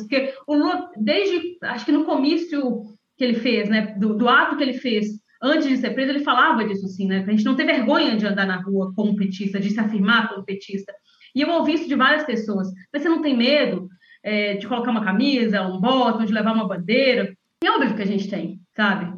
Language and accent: Portuguese; interior of Minas Gerais, Brazil; sou de uma cidade do interior de Minas